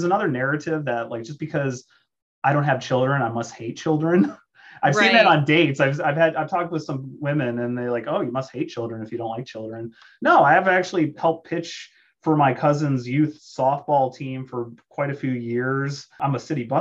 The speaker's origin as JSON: {"language": "English", "region": "South Dakota", "country": "United States", "said": "I'm from South Dakota and it's a pro-life state"}